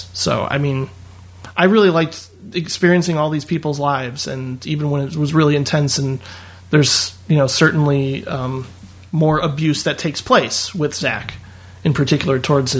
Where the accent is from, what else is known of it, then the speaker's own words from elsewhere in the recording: Indiana, United States; I would say so. Yeah. I mean, it wasn't like, you know, it was lower middle class, more or less